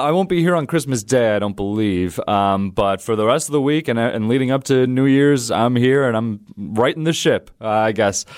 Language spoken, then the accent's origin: English; Wausau, Wisconsin, United States; also born or lived in Appleton; I was born in Appleton, raised in Wausau, lived there until, um, around twenty-two years old